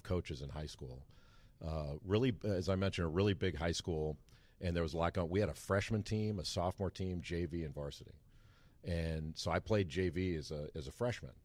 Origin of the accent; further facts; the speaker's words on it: Rolling Hills, California, United States; moved away as an adult; now in North Carolina, United States; I grew up in an area called Rolling Hills, which is on the Palos Verdes Peninsula